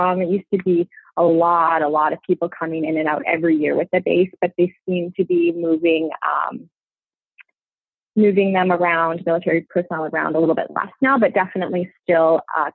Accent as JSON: {"language": "English", "town": "Brandon", "region": "Manitoba", "country": "Canada", "tie": "born or raised there", "also_born_or_lived": "Winnipeg / Calgary", "said": "I was born and raised right here in Brandon."}